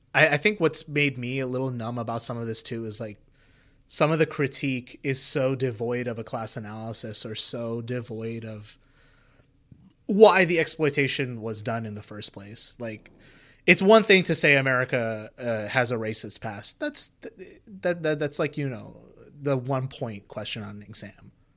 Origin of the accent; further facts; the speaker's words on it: India; growing up in India